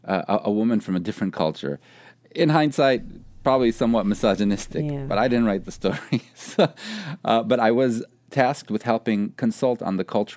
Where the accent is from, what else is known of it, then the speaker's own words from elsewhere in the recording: Chicago, Illinois, United States; also born or lived in Paris; Chicago, you know, my hometown?